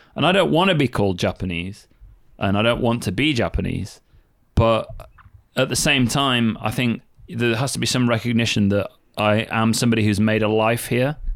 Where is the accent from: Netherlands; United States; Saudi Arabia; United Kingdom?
United Kingdom; Sheffield, Yorkshire and the Humber; I used to go to the ice rink all the time when I was a kid. Like, in Sheffield